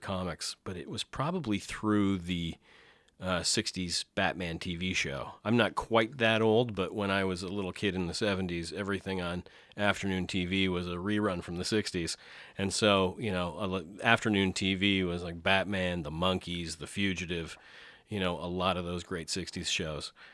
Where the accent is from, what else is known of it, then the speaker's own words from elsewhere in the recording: St. Thomas, Ontario, Canada; also born or lived in Deep River, Ontario; my parents moved to Saint Thomas, Ontario, so more southwestern Ontario, uh, area, and grew up there